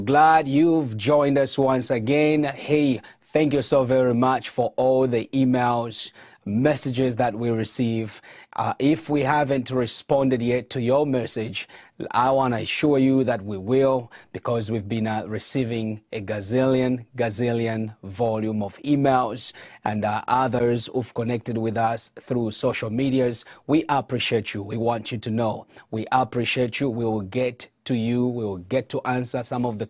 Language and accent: English; Zambia; especially in my hometown, who are watching on ZNBC TV3